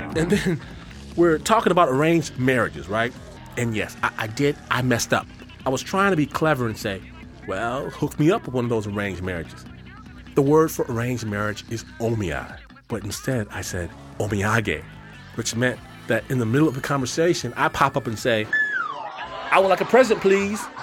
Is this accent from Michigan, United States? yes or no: yes; Detroit, Michigan, United States; now in Hikone, Japan; I'm from Detroit.